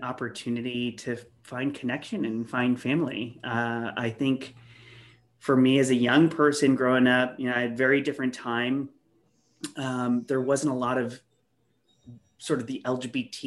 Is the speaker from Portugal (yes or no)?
no; El Centro, California, United States; moved away; I came from a small town. I came from El Centro and rural community, very homophobic, lots of bullying, discrimination, harassment growing up